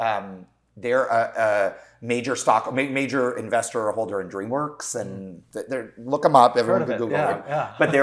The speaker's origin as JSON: {"language": "English", "town": "Los Angeles", "region": "California", "country": "United States", "tie": "born or raised there", "said": "I grew up here in Los Angeles"}